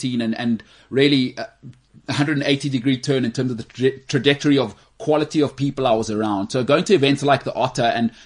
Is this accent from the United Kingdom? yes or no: no; South Africa; as a South African